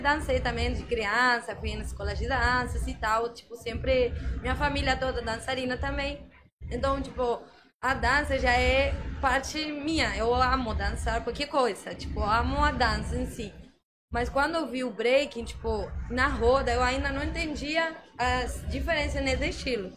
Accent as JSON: {"language": "Portuguese", "country": "Argentina", "also_born_or_lived": "São Paulo, Brazil", "second_language": "Portuguese", "moved": "as an adult", "lives_now": "Rio de Janeiro, Brazil", "said": "eu sou argentina, mas como falava, moro aqui há mais de quatro anos, quase cinco anos."}